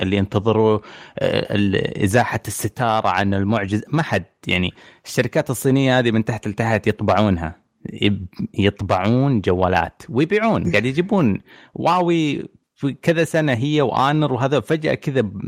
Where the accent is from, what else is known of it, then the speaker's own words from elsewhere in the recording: Saudi Arabia; عندنا في السعوديه